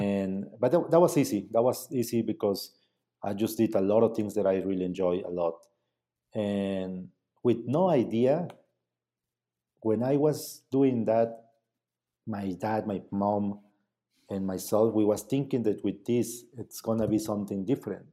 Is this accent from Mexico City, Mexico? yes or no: no; Mazatlán, Oaxaca, Mexico; English is a second language; moved away; I was from Mazatlán